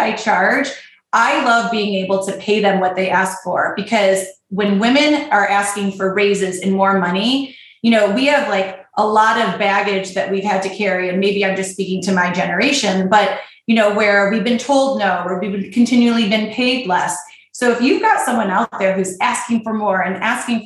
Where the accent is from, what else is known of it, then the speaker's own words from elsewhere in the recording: Michigan, United States; I grew up in Michigan, so I've got my Midwestern, you know, white female